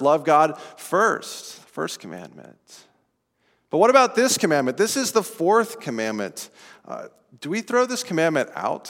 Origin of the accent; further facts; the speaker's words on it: Estes Park, Colorado, United States; This is outside of Estes Park, Colorado, where I grew up